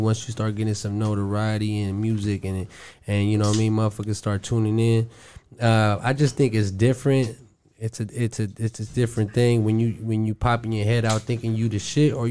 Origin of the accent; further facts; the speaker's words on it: Pomona, California, United States; what I grew up listening to in Pomona